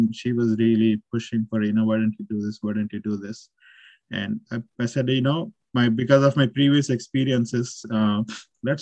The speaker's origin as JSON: {"language": "English", "town": "Nandyal", "region": "Andhra Pradesh", "country": "India", "tie": "born or raised there", "also_born_or_lived": "Calicut, India", "moved": "as an adult", "lives_now": "Austin, United States", "said": "I'm originally born and brought up in Andhra Pradesh, a town called Nandyal in Kurnool district"}